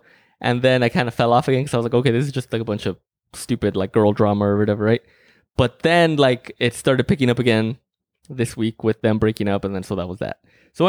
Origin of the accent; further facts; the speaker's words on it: Russia; English is a second language; I'm from Russia. In Russia, there is no hypothetical.